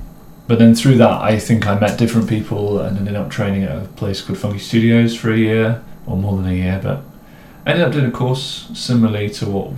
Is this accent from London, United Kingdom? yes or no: no; East Midlands, United Kingdom; accent: posh; I grew up in the Midlands, outside of Nottingham, near Mansfield. Not that you can really hear that in my accent.